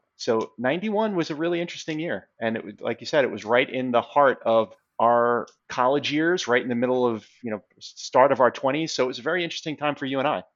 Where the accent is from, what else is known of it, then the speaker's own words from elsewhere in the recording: New York City, New York, United States; I'm from Queens